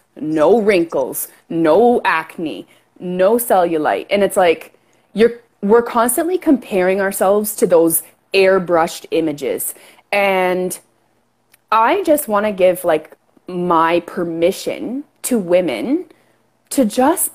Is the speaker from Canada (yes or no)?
yes; Canada; accent: Canadian; I'm Canadian for sure